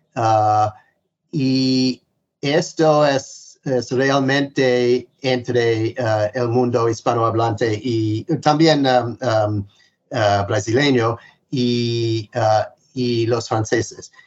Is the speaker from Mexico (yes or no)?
no; United States; Spanish is a second language; siendo norteamericano